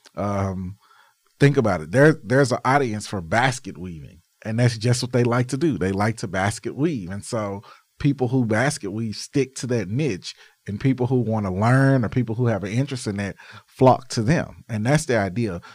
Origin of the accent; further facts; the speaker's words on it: Arkansas, United States; I'm from Arkansas where Walmart started. Um, I remember on Arkansas Boulevard, our Walmart